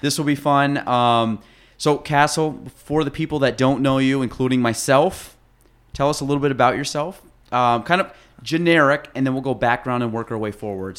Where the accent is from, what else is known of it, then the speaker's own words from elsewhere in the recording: Chazy, New York, United States; I grew up in Chasey